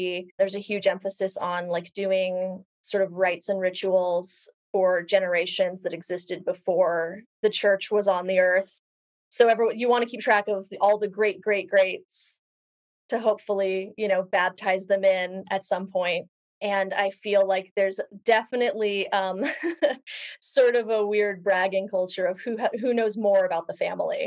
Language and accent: English; Salt Lake City, Utah, United States; moved away as an adult; also born or lived in Los Angeles; I grew up in Salt Lake City.